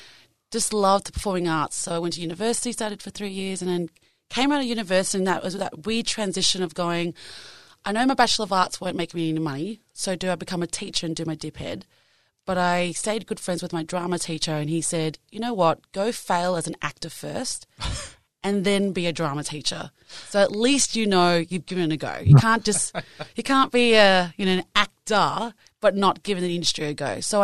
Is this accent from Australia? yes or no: yes; Australia; I am Asian Australian.